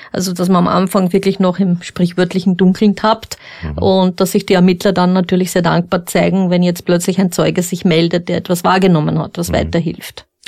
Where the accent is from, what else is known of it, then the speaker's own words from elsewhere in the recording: Upper Austria, Austria; ich komme aus Oberösterreich